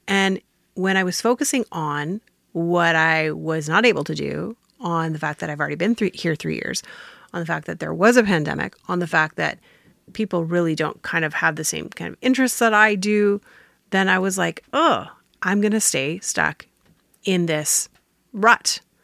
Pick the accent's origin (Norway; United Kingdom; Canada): Canada; I'm Canadian